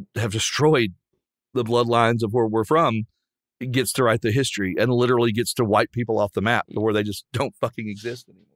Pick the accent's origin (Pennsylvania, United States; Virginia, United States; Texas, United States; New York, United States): Virginia, United States; Southwestern; I grew up in Southwestern Virginia, where Cam and I grew up